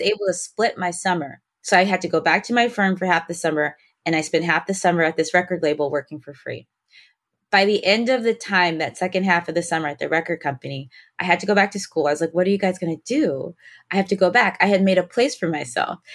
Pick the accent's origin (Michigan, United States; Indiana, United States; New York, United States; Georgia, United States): Michigan, United States; Detroit; I was born in Detroit, grew up in Detroit